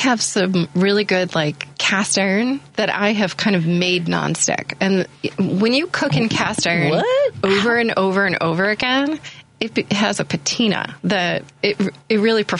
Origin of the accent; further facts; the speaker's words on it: Kentucky, United States; moved away as an adult; now in Chicago, United States; I grew up in Kentucky.